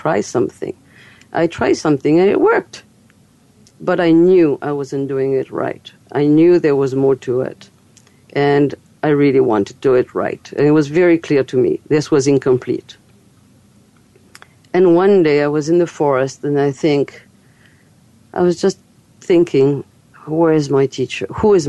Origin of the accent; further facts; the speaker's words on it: Fairfield, Iowa, United States; to teach a healing technique called Kolaimni in my hometown, Fairfield, Iowa.